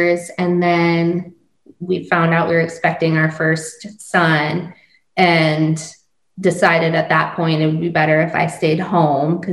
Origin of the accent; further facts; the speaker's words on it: Northeast Iowa, United States; moved away as an adult; also born or lived in Marietta, Ohio / New York; I was born and raised in Northeast Iowa on a farm